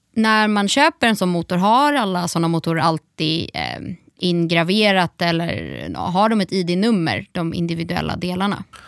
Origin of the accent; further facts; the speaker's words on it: Gothenburg, Västra Götaland, Sweden; som göteborgare